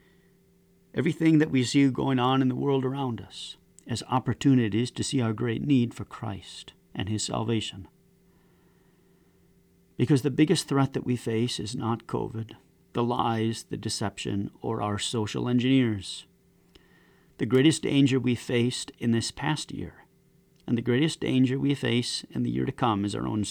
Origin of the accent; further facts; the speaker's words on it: United States; As an American citizen